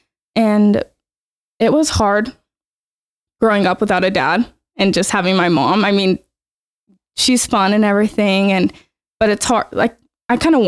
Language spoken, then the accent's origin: English; Ogden, Utah, United States; I was born and raised in Ogden, Utah, and I went to Ben Lomond